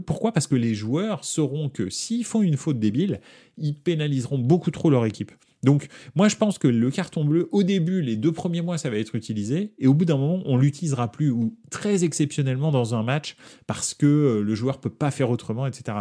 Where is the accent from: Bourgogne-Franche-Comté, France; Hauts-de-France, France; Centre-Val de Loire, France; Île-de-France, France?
Île-de-France, France; Paris; on est de France et de Paris en l'occurrence.